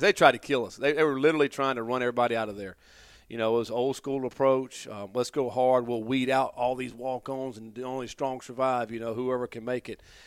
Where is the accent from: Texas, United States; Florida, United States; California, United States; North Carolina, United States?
North Carolina, United States; Durham; also born or lived in Hillsborough, North Carolina; I grew up in Durham, uh, probably five minutes from Duke University. And, um, and then when I was in the seventh grade, my parents moved out